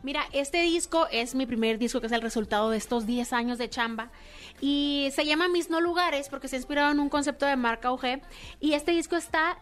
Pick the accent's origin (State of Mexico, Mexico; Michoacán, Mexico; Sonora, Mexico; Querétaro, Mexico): Sonora, Mexico; San Luis Río Colorado; moved away as an adult; now in Mexico City, Mexico; Yo soy de San Luis Río Colorado